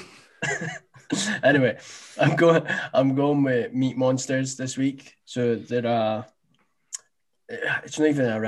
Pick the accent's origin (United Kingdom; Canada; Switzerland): United Kingdom; Scotland; we're from Scotland as well